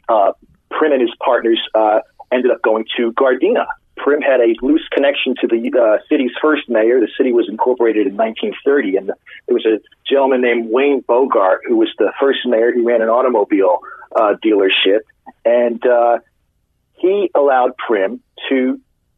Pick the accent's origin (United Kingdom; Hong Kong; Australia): United Kingdom; London; moved away as an adult; now in Los Angeles, United States; I moved to Los Angeles in 2001, and I'm originally from London